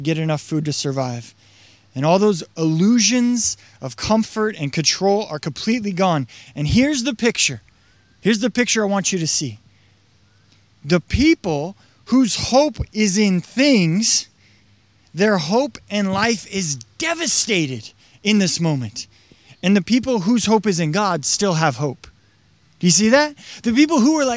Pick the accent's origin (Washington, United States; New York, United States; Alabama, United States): Washington, United States; I grew up in Washington